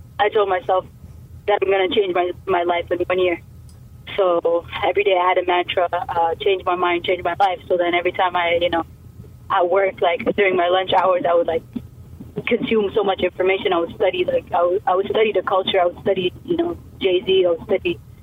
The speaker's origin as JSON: {"language": "English", "country": "Canada", "tie": "born or raised there", "also_born_or_lived": "Ethiopia", "said": "I immigrated in Canada when I was 3, so I grew up here"}